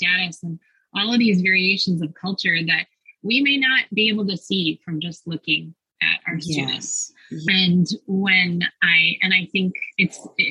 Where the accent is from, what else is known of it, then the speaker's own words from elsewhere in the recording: Minneapolis, Minnesota, United States; I grew up in the Minneapolis-St. Paul area